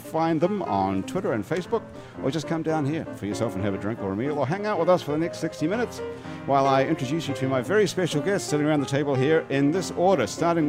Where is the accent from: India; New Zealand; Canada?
New Zealand; now in New Orleans, United States; I'm from New Zealand, too. I've been here about 24 years.